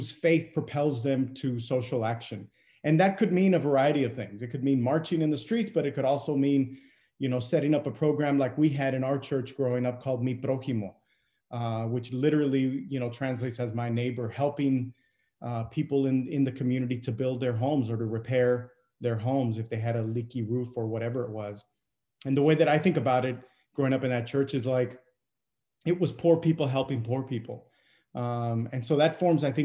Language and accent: English; Brownsville, Texas, United States; I grew up in Brownsville, Texas, southernmost tip of Texas, there on the border